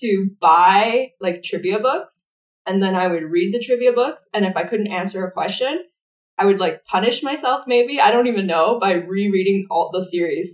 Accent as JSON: {"language": "English", "town": "Stony Plain", "region": "Alberta", "country": "Canada", "tie": "born or raised there", "also_born_or_lived": "Calgary / Sherwood Park", "said": "My parents moved me to a to the countryside, and um, right. like 20 minutes outside of a small town called Stony Plain. So I grew up. I'm a country girl. I grew up on an acreage."}